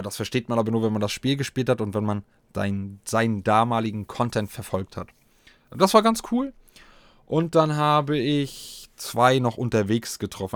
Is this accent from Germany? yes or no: yes; eastern Germany, Germany; hier bei uns im Osten